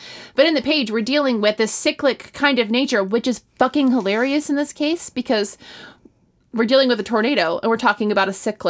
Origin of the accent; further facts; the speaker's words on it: Illinois, United States; Yeah, that's the Midwest. I'm from Illinois.